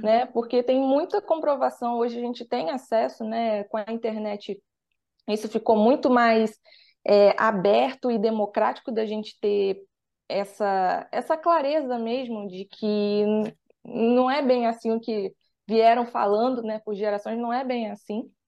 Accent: Rio de Janeiro, Brazil; sou daqui do Rio de Janeiro

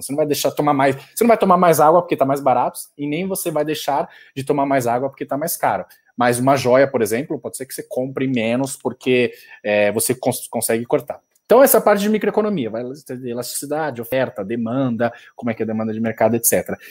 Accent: Brazil; a gente é brasileiro

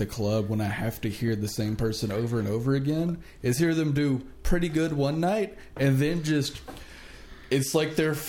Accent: the South, United States; I'm from the South.

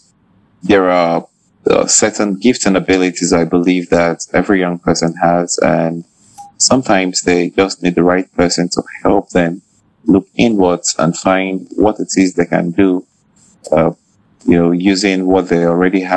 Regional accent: Nigeria; I'm a Nigerian researcher and teacher

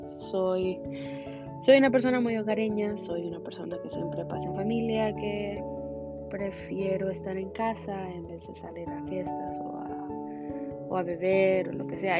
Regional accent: Honduras; moved away as an adult; now in Houston, United States; soy orgullosamente hondureña, catracha de corazón

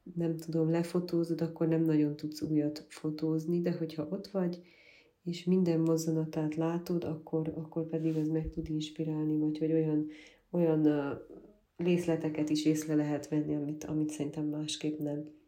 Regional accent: Gyergyóújfalu, Harghita County, Romania; also born or lived in Miercurea Ciuc / Budapest; Gyergyó új faluban nőttem fel, és ott állt a gyermekkorom

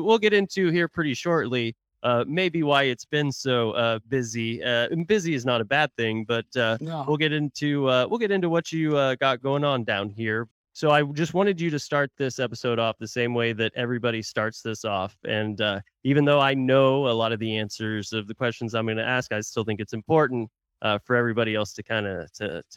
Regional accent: Tulsa, Oklahoma, United States; now in Dallas-Fort Worth, United States; my hometown of Tulsa, Oklahoma

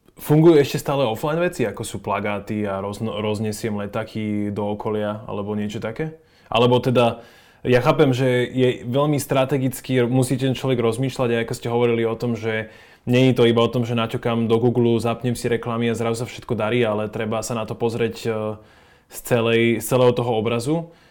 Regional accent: Slovakia; sme my Slováci

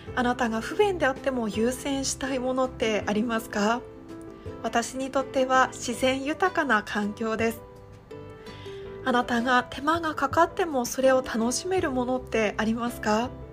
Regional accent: Iwate, Japan; moved away; もともと地元は岩手県の田舎の出身

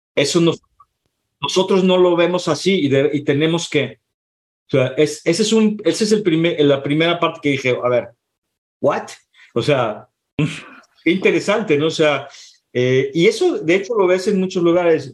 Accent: Guadalajara, Jalisco, Mexico; moved away as an adult; now in San Francisco, United States; Yo soy, yo soy mexicano, yo soy de, de Guadalajara

